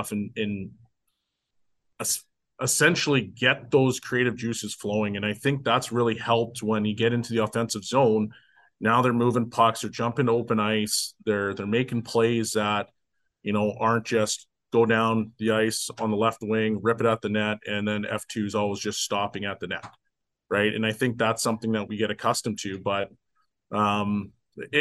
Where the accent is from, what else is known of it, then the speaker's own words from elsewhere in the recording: Canada; I'm from Canada too.